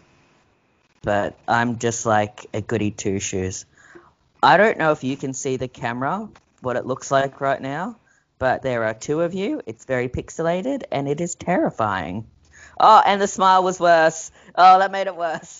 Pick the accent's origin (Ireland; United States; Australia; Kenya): Australia; we're Aussie.